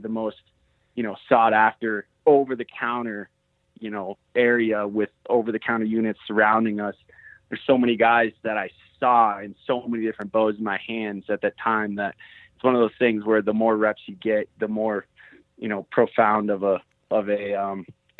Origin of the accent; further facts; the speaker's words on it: Minnesota, United States; now in Steamboat Springs, United States; So originally from Minnesota, wasn't sure what I wanted to do, you know, after high school, ended up, you know, making a decision to come to Steamboat.